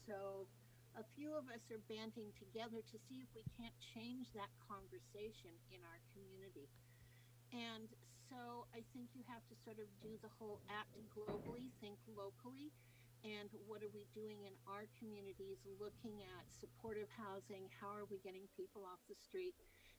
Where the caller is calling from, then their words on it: British Columbia, Canada; Well, I'm chiming in from Canada, from British Columbia.